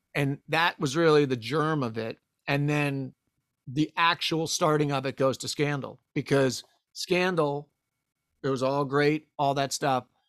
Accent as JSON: {"language": "English", "region": "East Coast", "country": "United States", "tie": "born or raised there", "moved": "as an adult", "said": "born and raised on the East Coast"}